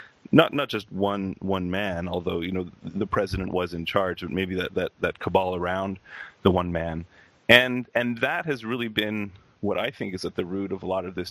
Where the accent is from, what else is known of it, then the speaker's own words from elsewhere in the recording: Canada; I'm actually Canadian